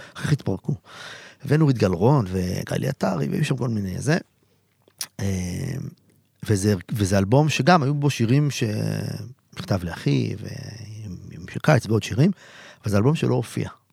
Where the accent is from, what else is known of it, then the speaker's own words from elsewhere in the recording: a kibbutz near Haifa, Haifa District, Israel; moved away as an adult; also born or lived in Tel Aviv; הייתי נוסע מהקיבוץ שלי, שנמצא לא רחוק מחיפה